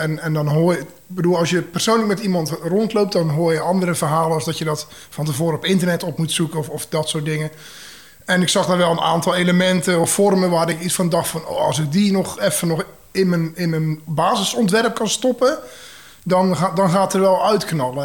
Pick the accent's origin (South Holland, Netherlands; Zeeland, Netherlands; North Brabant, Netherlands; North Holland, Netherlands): Zeeland, Netherlands; also born or lived in Tilburg; now in Maastricht, Netherlands; Ik kom uit Zeeland en ik woon eh, bijna 17 jaar in Maastricht.